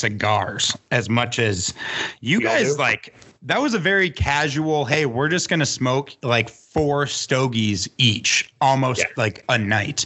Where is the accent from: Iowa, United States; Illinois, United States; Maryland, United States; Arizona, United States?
Illinois, United States; Chicago; moved away; I grew up in the Chicagoland area